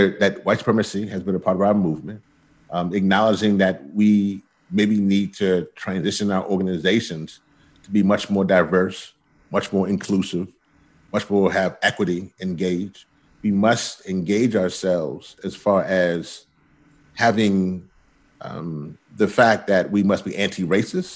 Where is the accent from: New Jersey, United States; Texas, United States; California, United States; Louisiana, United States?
Louisiana, United States; moved away; I'm originally from Louisiana